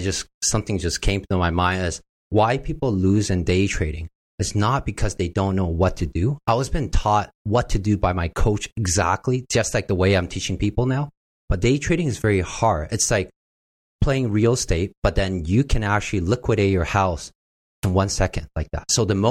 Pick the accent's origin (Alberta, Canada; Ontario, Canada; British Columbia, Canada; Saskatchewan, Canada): British Columbia, Canada; Vancouver; now in Toronto, Canada; I came from Vancouver, right?